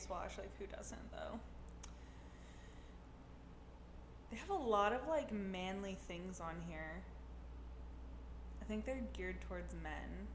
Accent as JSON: {"language": "English", "region": "Florida", "country": "United States", "said": "I'm from Florida."}